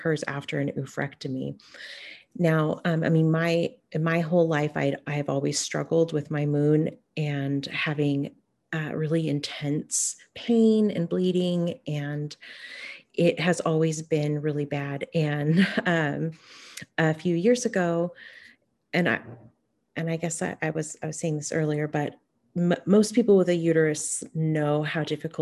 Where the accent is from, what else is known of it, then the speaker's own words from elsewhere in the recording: Hoopa, California, United States; now in Bay Area, United States; I am Karuk, and I grew up on and around the Hoopoe Valley Indian Reservation, and currently I'm living on Coast Miwok land in the Bay Area.